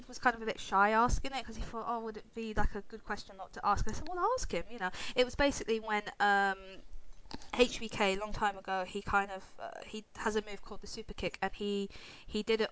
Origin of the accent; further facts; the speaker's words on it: Ireland; I'm Irish